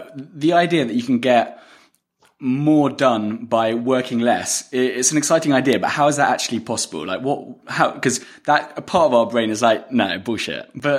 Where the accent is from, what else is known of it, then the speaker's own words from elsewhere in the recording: London, United Kingdom; I'm originally from England. London.